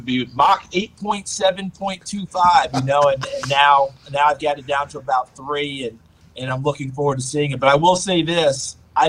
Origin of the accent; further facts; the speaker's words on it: New Paltz, New York, United States; moved away as an adult; also born or lived in the South; I grew up in New Paltz, New York, so I grew up in WWWF territory.